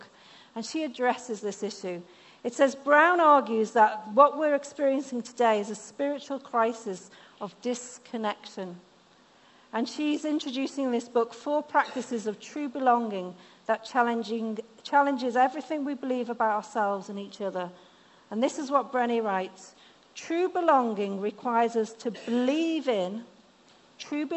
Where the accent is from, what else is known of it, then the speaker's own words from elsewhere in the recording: the north of England, United Kingdom; accent: northern; moved away; this northern lass that has northern words every now and again. My mum was German, so my accent isn't quite as strong as other northerners